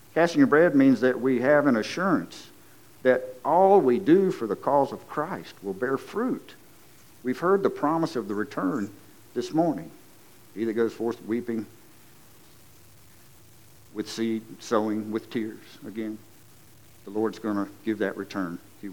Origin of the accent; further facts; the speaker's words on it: Lowell, United States; I'm from Lowell